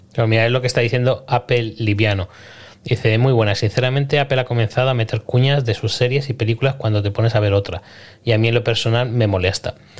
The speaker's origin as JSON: {"language": "Spanish", "country": "Spain", "said": "yo soy español"}